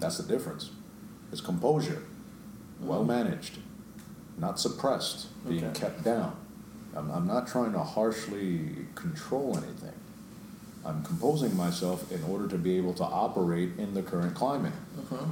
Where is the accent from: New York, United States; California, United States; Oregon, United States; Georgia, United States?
New York, United States; I grew up in New York